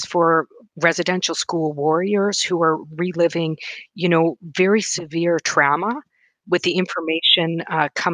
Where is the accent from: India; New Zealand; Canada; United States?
Canada; Wood Mountain Lakota Nation, Saskatchewan; also born or lived in Thompson, Manitoba; now in Winnipeg, Canada; I'm from Wood Mountain Lakota Nation in Treaty Four Territory, Saskatchewan.